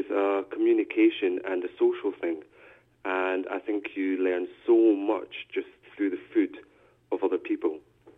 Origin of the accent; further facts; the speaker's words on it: Thailand; also born or lived in Philippines; Well, I should say I'm originally from Thailand. I was adopted by a Dutch father and a Scottish mother. I spent quite a few years in the Philippines until 1992.